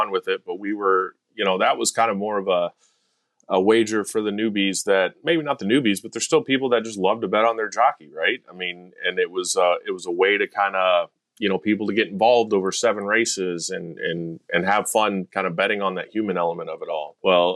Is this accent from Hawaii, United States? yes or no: no; Shreveport, Louisiana, United States; moved away; also born or lived in Arizona / Texas; I was born in Shreveport, Louisiana. My dad worked at Louisiana Downs